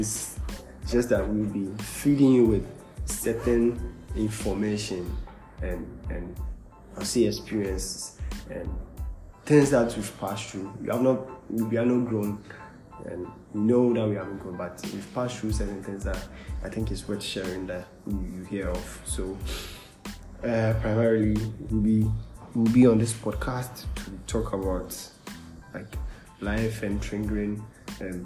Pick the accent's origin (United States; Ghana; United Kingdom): Ghana; Cape Coast, Central Region; I'm from Cape Coast